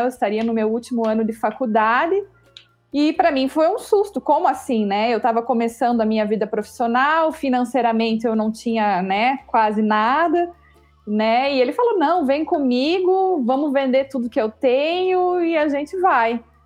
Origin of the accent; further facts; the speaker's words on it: São Bento, Brazil; also born or lived in Curitiba; nós somos aqui de São Bento, mas eu fazia faculdade em Curitiba